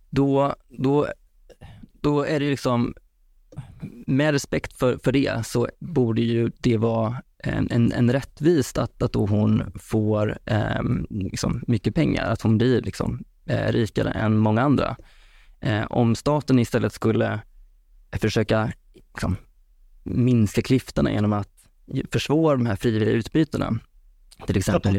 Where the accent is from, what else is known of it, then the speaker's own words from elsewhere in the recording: Vara, Västra Götaland, Sweden; now in Stockholm, Sweden; Jag kommer från Vara i Skaraborg så att eh, jag har flyttat upp hit till, till storstan nu.